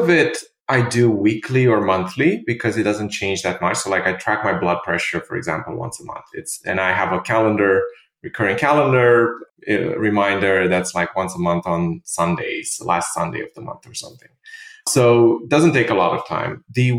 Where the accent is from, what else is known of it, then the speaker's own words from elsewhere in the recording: Romania; English is a second language; moved away as an adult; also born or lived in London; now in New York, United States; so I'm originally from Romania and I lived in London for many years with my previous startup. And then I moved to New York in 2016.